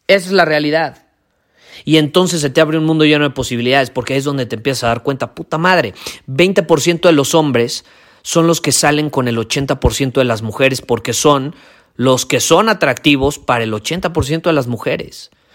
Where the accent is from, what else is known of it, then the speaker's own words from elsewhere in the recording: Mexico; yo vivo en México, yo soy mexicano, vivo en un país donde crecimos